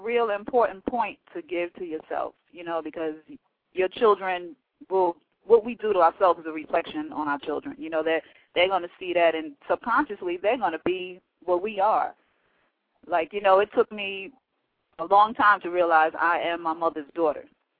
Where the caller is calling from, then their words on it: Monroe, Georgia, United States; I'm calling from Monroe, Georgia.